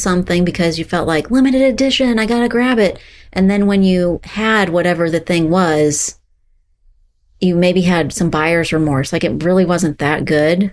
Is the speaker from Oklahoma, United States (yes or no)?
no; Texas, United States; moved away as an adult; also born or lived in Florida; I'm from Texas, but I went to school in Florida. So there are a handful of years that I lived in Florida